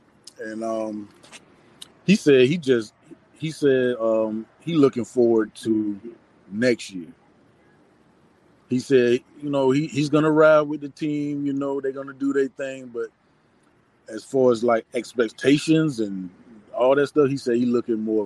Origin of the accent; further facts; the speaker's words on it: Georgia, United States; now in Northern Virginia, United States; I'm from Georgia, but I stay in Northern Virginia, close to DC